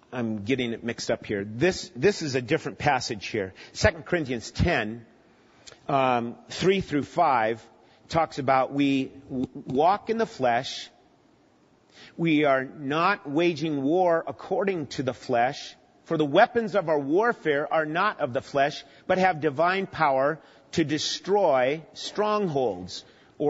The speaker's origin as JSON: {"language": "English", "region": "Minnesota", "country": "United States", "tie": "born or raised there", "said": "I grew up in Minnesota"}